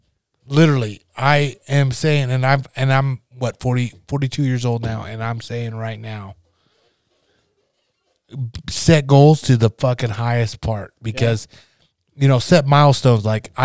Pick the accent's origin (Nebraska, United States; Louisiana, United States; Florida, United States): Nebraska, United States; moved away; I grew up in Nebraska, small farm down Nebraska.